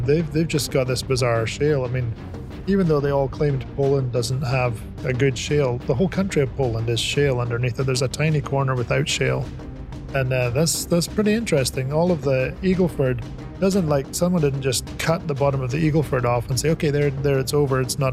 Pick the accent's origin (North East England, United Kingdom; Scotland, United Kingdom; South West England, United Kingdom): Scotland, United Kingdom; Aberdeen; moved away as an adult; also born or lived in California; now in United States; I grew up in Scotland